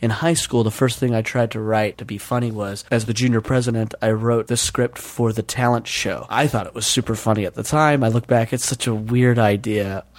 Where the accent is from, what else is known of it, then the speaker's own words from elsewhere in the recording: Utah, United States; now in Los Angeles, United States; there was no comedy scene that I knew of growing up in Utah.